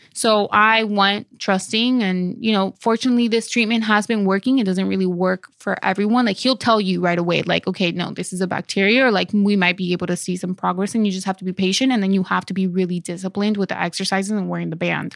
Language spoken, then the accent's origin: English; Dominican Republic; moved away; on my birth certificate in Dominican Republic